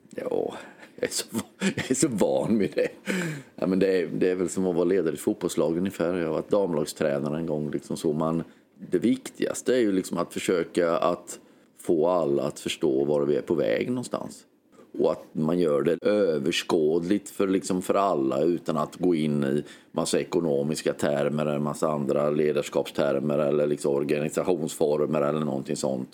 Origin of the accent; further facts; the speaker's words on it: Hultsfred, Kalmar County, Sweden; jag var 14-15 år, gick på högstadiet i Hultsfred